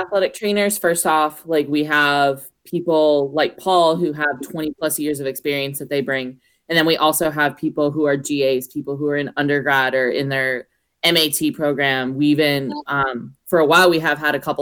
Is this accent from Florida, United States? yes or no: yes; Florida, United States; moved away as an adult; now in Corpus Christi, United States; I'm originally from Florida